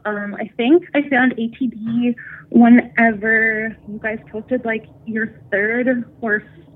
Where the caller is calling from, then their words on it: Northern Ontario, Canada; I'm calling from Northern Ontario.